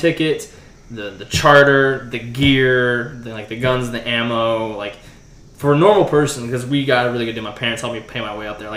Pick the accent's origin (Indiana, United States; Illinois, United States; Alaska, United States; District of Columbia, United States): Alaska, United States; now in Oklahoma, United States; growing up in Alaska